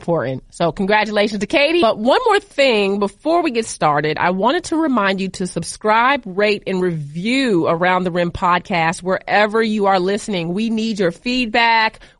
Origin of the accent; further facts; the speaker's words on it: Boston, Massachusetts, United States; I was born in Boston. It is rough up there.